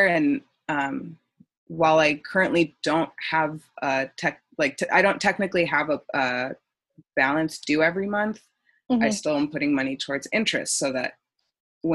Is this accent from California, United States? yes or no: no; Texas, United States; moved away as an adult; now in Boston, United States; I'm from Texas, and I was in the process of moving across the country